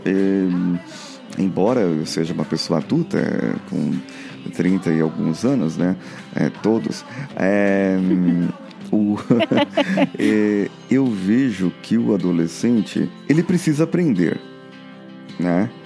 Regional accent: Barbacena, Minas Gerais, Brazil; eu era criança, quando era criança pequena lá em Barbacena

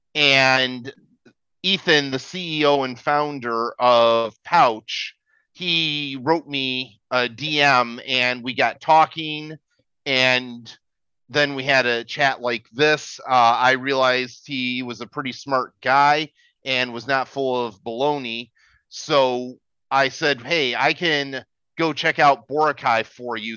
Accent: United States; moved away as an adult; now in Philippines; as an American, I moved to the Philippines

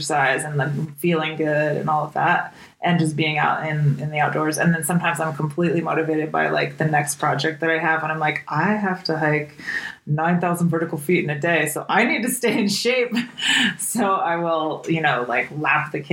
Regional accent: the West, United States; now in Jackson, Wyoming, United States; Growing up in the West, this area was not foreign to me.

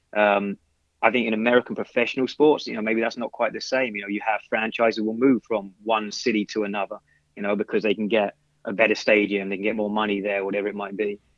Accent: London, United Kingdom; now in United States; I grew up in London

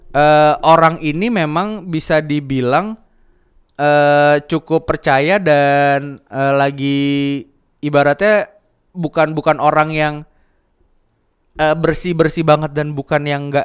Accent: Java, Indonesia; yang gue tahu terakhir di di kampung gue di Jawa

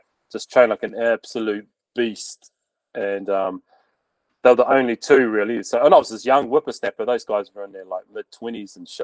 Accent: Bluff, Southland, New Zealand; moved away as an adult; I was from Bluff too

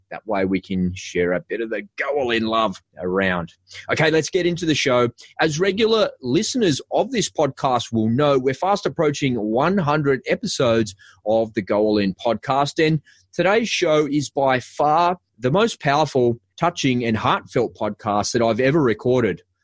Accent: Sydney, New South Wales, Australia; I grew up in the western suburbs of Sydney. People think that I'm from Cronulla, but I'm not. I'm actually from a place in western suburbs called Bass Hill, over near Bankstown

